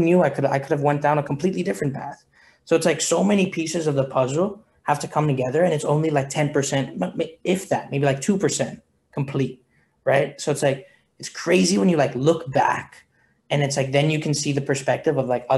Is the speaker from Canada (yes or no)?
no; Hong Kong; moved away as an adult; I was born and raised in Hong Kong